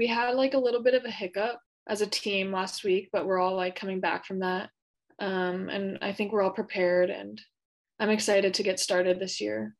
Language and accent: English; Mercer Island, Washington, United States; On Mercer Island, like, sports is a big part of life there. It's a pretty small island. It's 25,000 people.